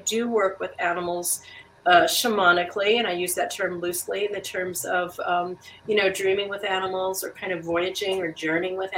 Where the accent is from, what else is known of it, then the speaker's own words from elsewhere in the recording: Wisconsin, United States; moved away as an adult; now in Alaska, United States; I'm originally from Wisconsin. I came to Alaska